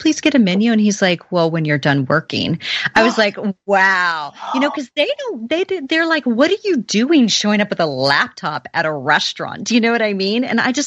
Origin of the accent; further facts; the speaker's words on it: Oklahoma, United States; I'm really from Oklahoma.